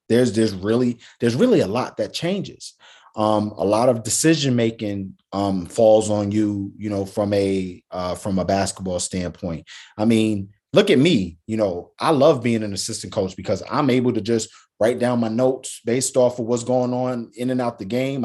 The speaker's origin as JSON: {"language": "English", "region": "New York", "country": "United States", "tie": "born or raised there", "said": "a native New Yorker"}